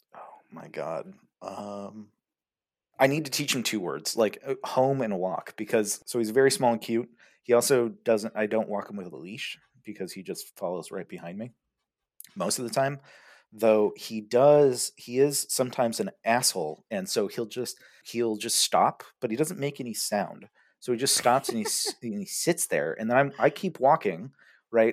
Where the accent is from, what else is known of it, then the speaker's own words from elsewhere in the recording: California, United States; moved away as an adult; now in Germany; I'm from California